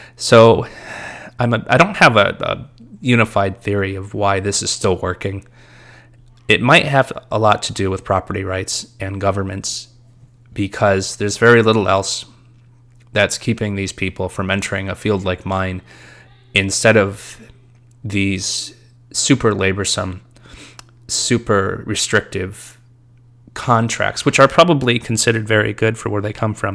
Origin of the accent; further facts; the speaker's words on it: United States; being an American